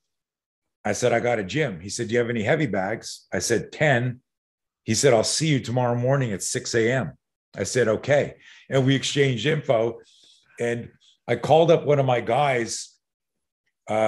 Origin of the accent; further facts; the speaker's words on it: Montreal, Quebec, Canada; I'm from Montreal, Canada